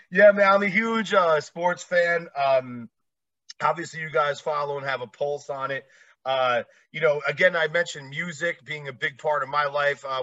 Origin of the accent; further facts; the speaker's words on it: East Coast, United States; Like I said, originally I'm from the East Coast area.